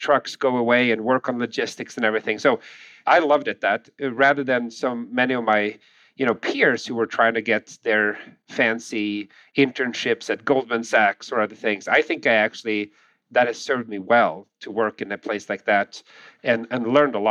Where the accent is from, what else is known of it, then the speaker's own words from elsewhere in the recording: Sweden; English is a second language; moved away as an adult; now in United States; I'm from Sweden, born and raised in Sweden, moved to the U.S., with my family